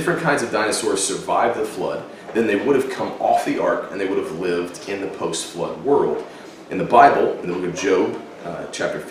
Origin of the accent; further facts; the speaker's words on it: Texas, United States; I grew up in Texas